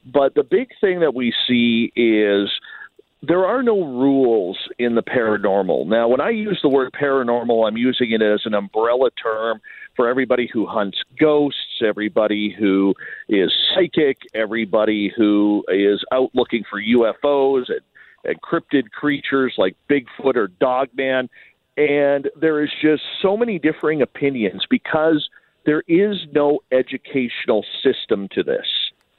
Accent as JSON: {"language": "English", "country": "Canada", "said": "even though I'm Canadian, the majority of my audience is in the United States."}